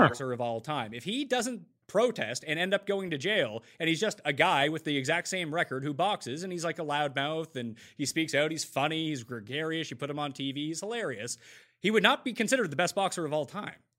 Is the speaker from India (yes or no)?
no; Canada; I'm Canadian